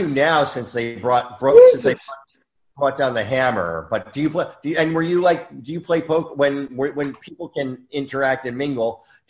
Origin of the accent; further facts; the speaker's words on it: New Jersey, United States; now in Los Angeles, United States; everybody was either Italian or Jewish. Like, because I grew up in Jersey. So everybody was either, like, Catholic, Italian Catholic or Jewish. And we had a couple Irish sprinkled in for flavor.